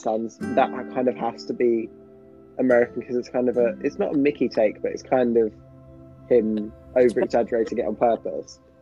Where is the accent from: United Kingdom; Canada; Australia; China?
United Kingdom; England; accent: English; also born or lived in Pennsylvania, United States; I had to sing it in my own accent